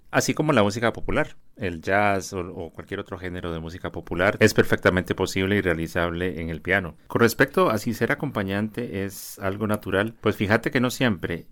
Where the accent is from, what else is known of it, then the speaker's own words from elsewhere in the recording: Costa Rica; como costarricenses